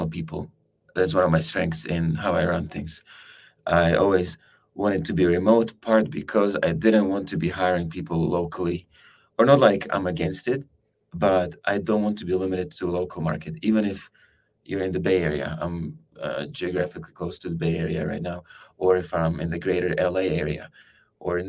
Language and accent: English; Slovakia; moved away as an adult; also born or lived in California; I come from Slovakia. I live in California, now a part of the year.